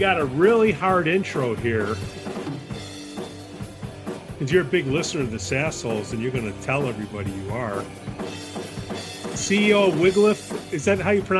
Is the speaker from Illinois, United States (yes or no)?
yes; Chicago, Illinois, United States; I grew up in Hermosa Park, and I fought my whole life to get the hell out of there.